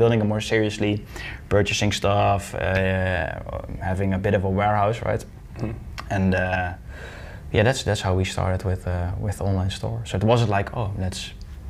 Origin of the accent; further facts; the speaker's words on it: Deurne, North Brabant, Netherlands; I'm from Deurne. It's a small village in 20 minutes from Eindhoven